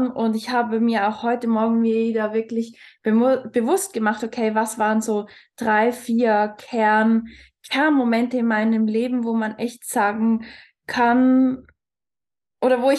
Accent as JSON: {"language": "German", "country": "Switzerland", "moved": "yes", "said": "Ich bin ursprünglich aus der Schweiz. Vielleicht wird der eine oder andere aus meiner Aussprache hören."}